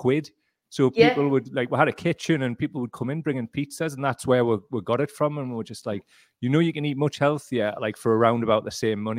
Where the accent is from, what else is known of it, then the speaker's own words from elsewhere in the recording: Gateshead, North East England, United Kingdom; I'm from Gateshead